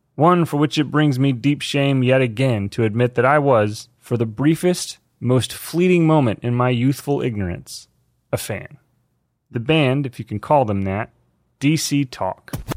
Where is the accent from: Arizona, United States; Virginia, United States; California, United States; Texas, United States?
Texas, United States; Fort Worth; I grew up in Fort Worth, Texas.